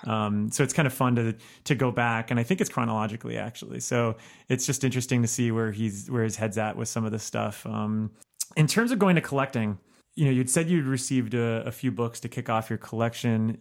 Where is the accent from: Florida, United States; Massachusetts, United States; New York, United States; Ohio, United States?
Florida, United States; Miami; now in Chicago, United States; I'm from Miami